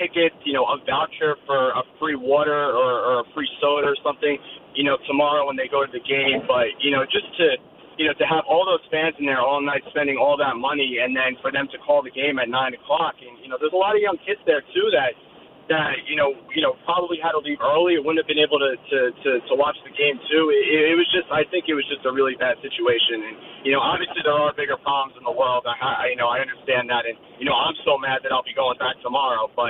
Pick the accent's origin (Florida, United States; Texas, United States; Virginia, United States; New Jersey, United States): New Jersey, United States; Bergen County; I'm actually from Bergen County, New Jersey.